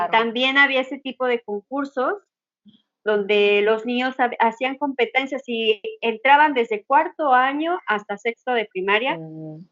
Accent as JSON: {"language": "Spanish", "country": "Mexico", "said": "soy mexicana"}